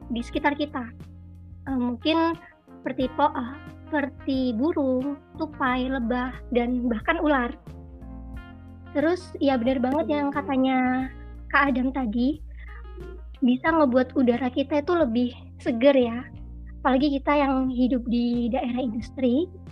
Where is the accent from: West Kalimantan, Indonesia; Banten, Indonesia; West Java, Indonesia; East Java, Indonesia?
East Java, Indonesia; Mojokerto; Aku asalnya dari Mojokerto